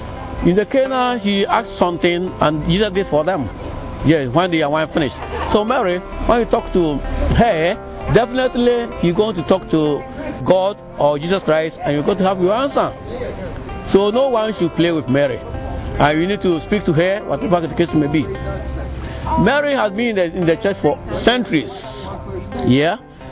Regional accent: Ghana; From Ghana.

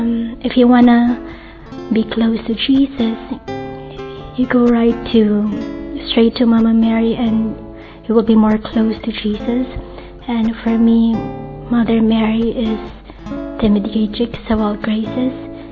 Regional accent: Philippines; I come from the Philippines

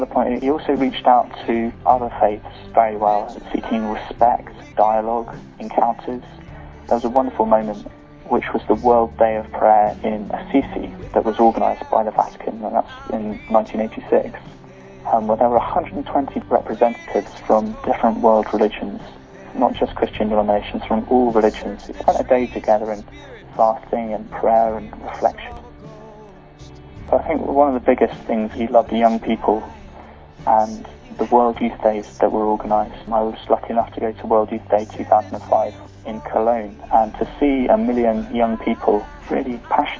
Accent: United Kingdom; I'm from the United Kingdom

